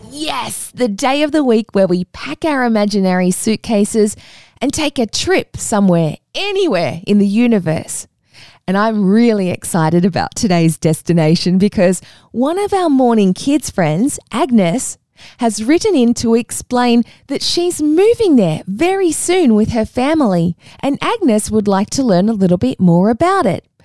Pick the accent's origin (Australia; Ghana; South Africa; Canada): Australia; we're Australian from Australia